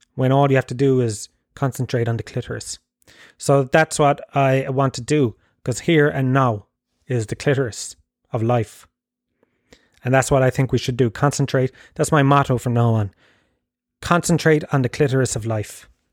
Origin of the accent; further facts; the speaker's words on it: Tralee, Munster, Ireland; now in Dublin, Ireland; I grew up in Gallows Field, Tralee